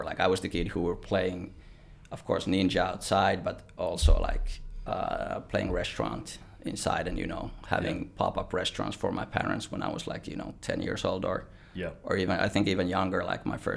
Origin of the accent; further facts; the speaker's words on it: Vantaa, Uusimaa, Finland; now in Australia; born and raised in Vantaa